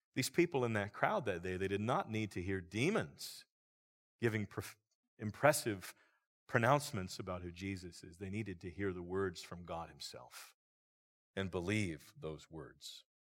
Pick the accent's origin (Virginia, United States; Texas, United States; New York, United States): Virginia, United States; Roanoke Valley; I grew up in a church here in the Roanoke Valley